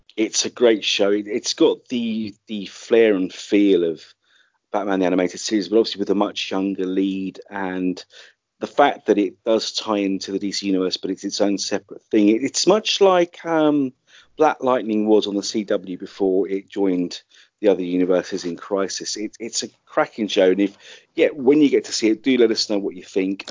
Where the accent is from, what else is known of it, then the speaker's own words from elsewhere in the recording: London, United Kingdom; my hometown of London